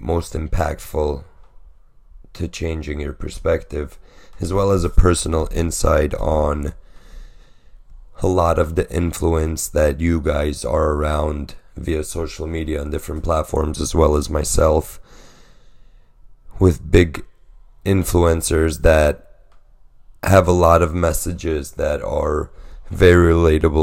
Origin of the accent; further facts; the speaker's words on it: New York City, New York, United States; moved away as an adult; also born or lived in Pennsylvania; I was born in Brooklyn, raised